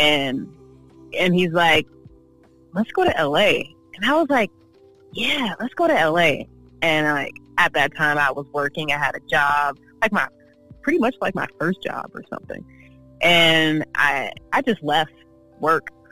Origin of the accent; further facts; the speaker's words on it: Oakland, California, United States; also born or lived in San Diego, California / Yuma, Arizona / Berkeley, California / Los Angeles, California; I was born in Oakland, um, raised in Oakland, Berkeley